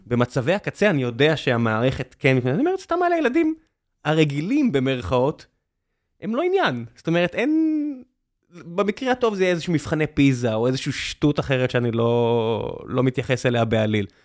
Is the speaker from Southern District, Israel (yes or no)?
yes; Beersheba, Southern District, Israel; also born or lived in Northern California; now in Tel Aviv, Israel; בבאר שבע ואני בתל אביב